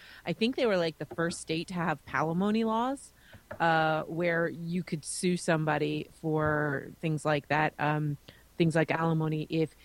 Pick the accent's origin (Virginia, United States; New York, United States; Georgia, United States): New York, United States; moved away as an adult; now in Canada; I live in Canada now. I grew up in New York